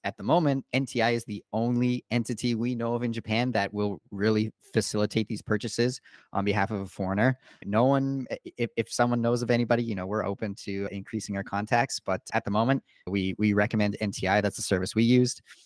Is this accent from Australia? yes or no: no; Canada; I purchased as a Canadian.